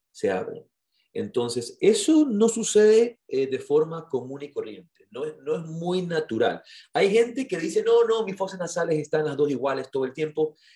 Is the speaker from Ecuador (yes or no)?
yes; Ecuador; Yo le dije, ah, de Ecuador